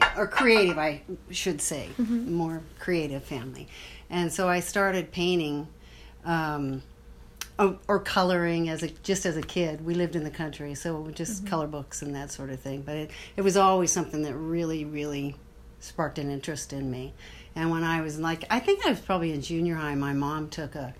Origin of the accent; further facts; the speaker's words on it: Othello, Washington, United States; also born or lived in Moses Lake, Washington / St. Louis, Missouri / Spokane, Washington; I grew up mostly in Othello, Washington